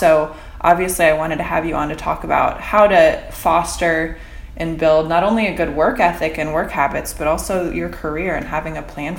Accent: rural Indiana, United States; we're both from Indiana. Yep. We both grew up in the rural Midwest.

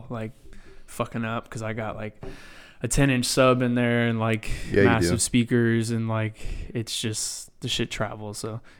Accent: Round Rock, Texas, United States; also born or lived in Scottsdale, Arizona; Yeah, I went to Round Rock. I was born in Scottsdale, Arizona. But my parents relocated with jobs and shit when I was like two, and they're from here anyways.

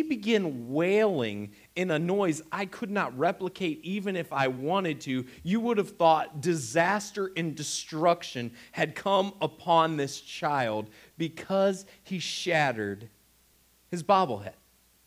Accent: Northeast Ohio, United States; we're also from Northeast Ohio

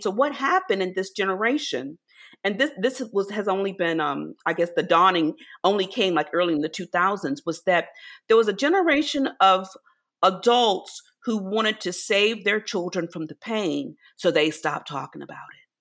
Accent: rural Virginia, United States; As a child, I grew up in rural Virginia, so I grew up in the South

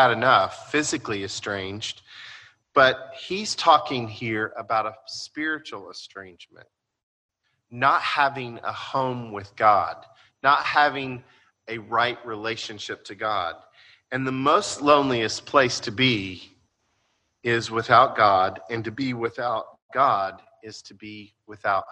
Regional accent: United States; by being Americans

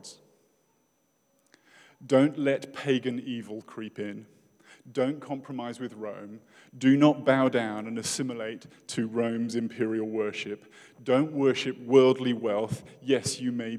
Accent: United Kingdom; as a British person

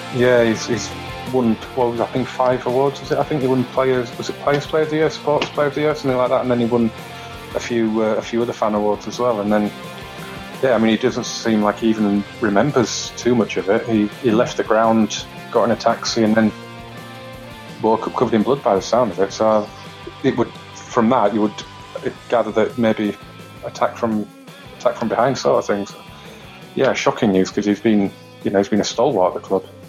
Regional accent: Huddersfield, Yorkshire and the Humber, United Kingdom; my hometown of Huddersfield

